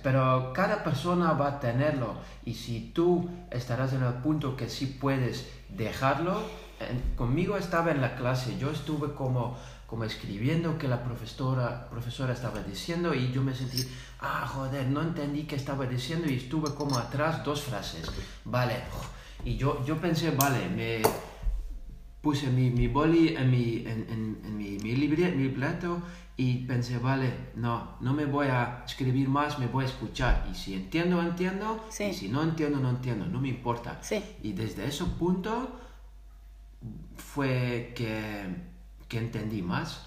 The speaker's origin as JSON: {"language": "Spanish", "country": "Netherlands", "also_born_or_lived": "Zaragoza", "first_language": "Dutch", "second_language": "Spanish", "said": "yo soy de Holanda, yo vivo aquí"}